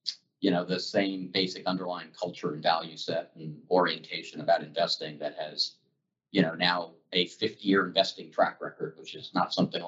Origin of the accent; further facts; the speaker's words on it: Dallas, Texas, United States; also born or lived in Colorado / New York / New Jersey / Oklahoma; I was born in Colorado. I bounced around New York, New Jersey, Oklahoma. I grew up in Texas, Dallas, went to school at UT Austin.